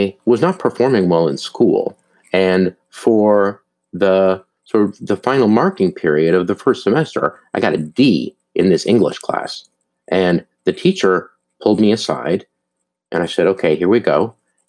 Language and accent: English; Duluth, Minnesota, United States; moved away; I grew up in Duluth, Minnesota